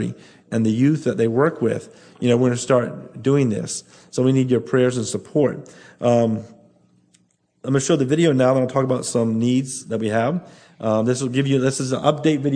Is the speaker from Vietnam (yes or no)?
no; Bahamas; Nassau alone, 60% of our population is under 25